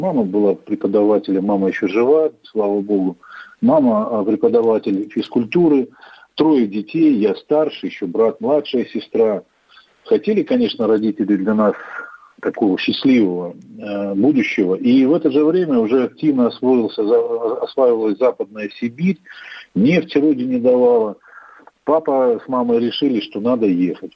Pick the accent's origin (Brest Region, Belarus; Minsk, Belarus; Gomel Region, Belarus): Gomel Region, Belarus; Rechytsa; also born or lived in Khanty-Mansi Autonomous Okrug (Yugra), Russia; now in Khanty-Mansi Autonomous Okrug, Russia